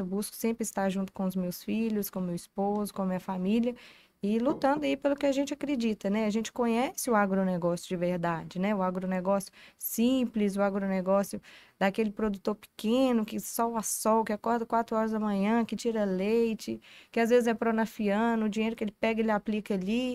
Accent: Tambacuri, Minas Gerais, Brazil; moved away; Sou de Tambacuri, na minha, vim das minhas raízes são em Tambacuri

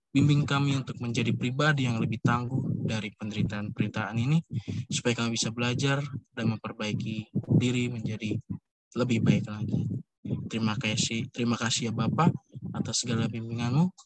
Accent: Surabaya, East Java, Indonesia; saya emang orang Surabaya.

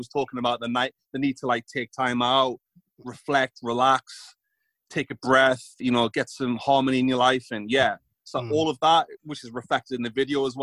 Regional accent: England, United Kingdom; I'm from England

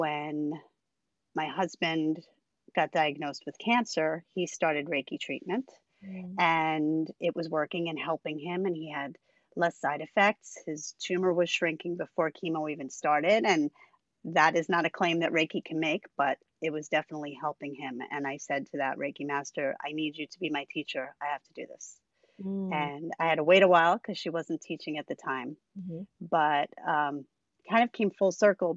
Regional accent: Long Island, New York, United States; also born or lived in Brooklyn, New York; now in Catskills, United States; I'm from New York State. I am from Long Island originally, lived in Brooklyn for many, many years, and I am currently housed in the Catskills.

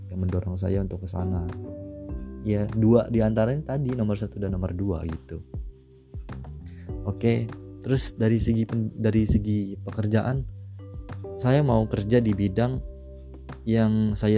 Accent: Bandar Lampung, Lampung, Indonesia; Asal saya dari kota Bandar Lampung dan umur saya 18 tahun.

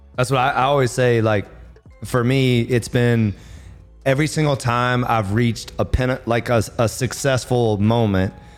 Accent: the South, United States; I'm from the south, and my mom was a major cooker

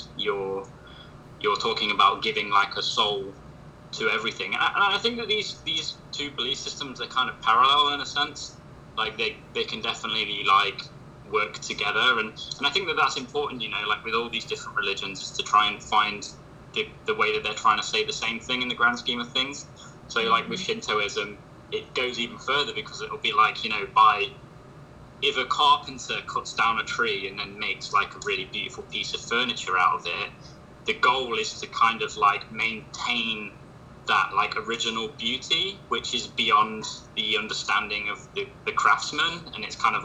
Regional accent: Midlands, England, United Kingdom; I'm an artist from Midlands, UK

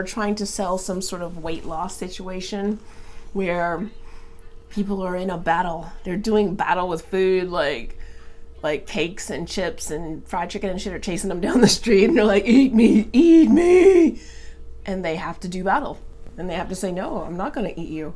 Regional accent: Atlanta, Georgia, United States; now in Seattle, United States; I grew up in Atlanta

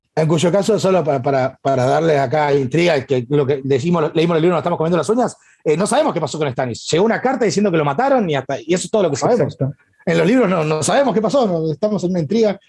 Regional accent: Tierra del Fuego, Argentina; also born or lived in Corrientes, Argentina; mi Tierra del Fuego es mi provincia

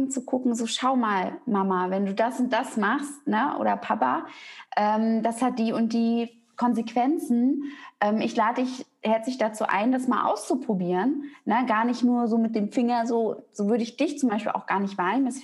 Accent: East Germany, Germany; also ich bin auch in der DDR groß geworden und die waren halt ganz viel im Mangel gewesen.

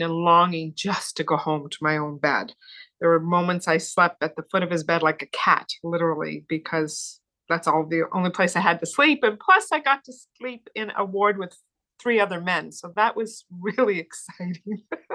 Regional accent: Cape Breton, Nova Scotia, Canada; I was born and raised in the Maritimes on the lovely island of Cape Breton. So I'm proud to be a Cape Bretoner

